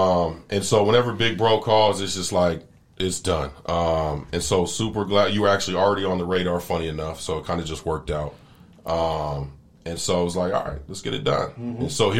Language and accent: English; California, United States; now in Phoenix, United States; We're from California originally. We are not Phoenicians, you know, born and raised.